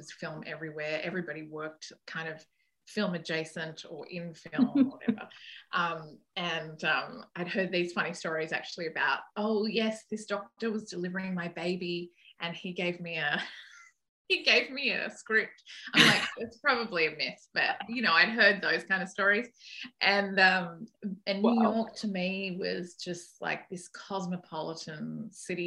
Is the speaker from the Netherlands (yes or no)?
no; Sydney, New South Wales, Australia; moved away as an adult; now in United States; I'm from Sydney